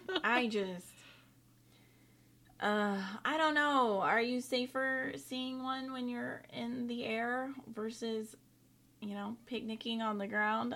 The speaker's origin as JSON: {"language": "English", "region": "North Carolina", "country": "United States", "tie": "born or raised there", "said": "I grew up in Eastern North Carolina, along the Crystal Coast, more specifically. South of the well-known Outer Banks, also known as the Graveyard of the Atlantic."}